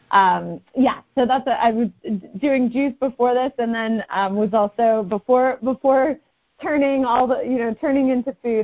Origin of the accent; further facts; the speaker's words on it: Northern California, United States; moved away as an adult; also born or lived in Connecticut; now in Oakland, United States; I'm originally from Northern California